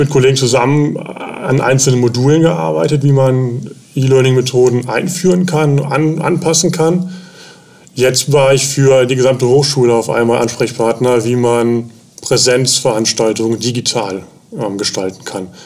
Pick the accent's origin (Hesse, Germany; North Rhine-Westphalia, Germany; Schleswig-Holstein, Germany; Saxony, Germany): North Rhine-Westphalia, Germany; Bonn; born there; moved away as an adult; now in Elmshorn, Germany; wohne in Elmshorn, komme gebürtig aus Bonn. Bin damals hier hochgezogen, wegen, wegen der Stelle auch.